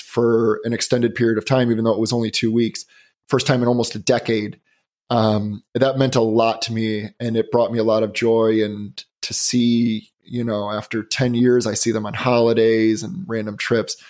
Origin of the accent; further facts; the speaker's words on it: Chicago, Illinois, United States; also born or lived in Boston; now in Los Angeles, United States; I live in Los Angeles and I grew up in the Chicagoland area.